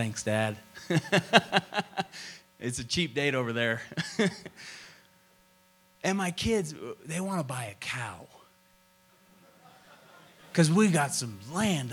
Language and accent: English; Tulsa, Oklahoma, United States; I grew up in Tulsa, Oklahoma, and Oral Roberts laid hands on me a lot.